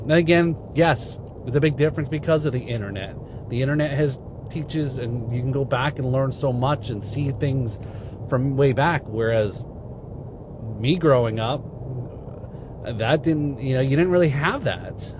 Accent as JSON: {"language": "English", "region": "Northeast", "country": "United States", "tie": "born or raised there", "said": "I grew up in the Northeast"}